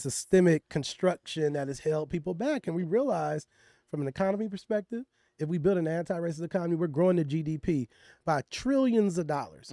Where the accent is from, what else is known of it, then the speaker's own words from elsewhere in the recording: Richmond, California, United States; I'm from Richmond, California, which is the hood of the hood in the Bay Area.